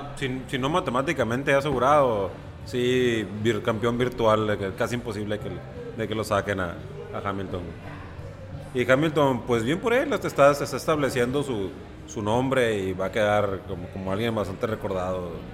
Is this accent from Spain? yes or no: no; Mexico; Yo como mexicano y como buen mexicano que soy